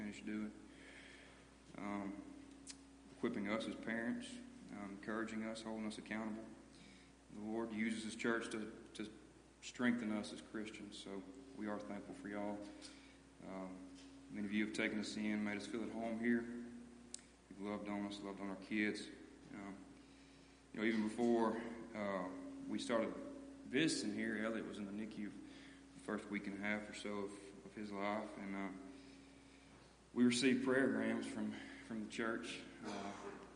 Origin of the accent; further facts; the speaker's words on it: United States; moved away as an adult; now in Danville; we grew up in Goldon, moved out to Danville here about 1.5 years ago